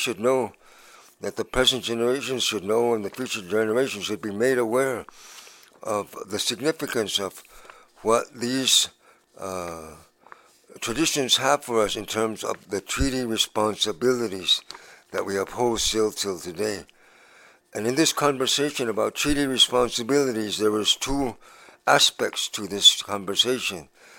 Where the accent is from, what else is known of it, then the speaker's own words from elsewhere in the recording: Arizona, United States; I come from Arizona.